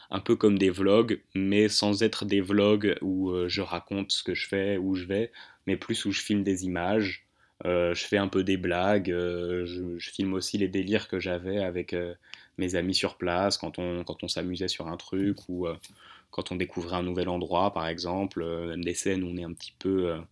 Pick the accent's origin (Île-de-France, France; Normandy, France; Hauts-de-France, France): Île-de-France, France; Hauts-de-Seine, likely Asnières-sur-Seine; Dans 92, euh, bah, là où j'ai grandi, quoi.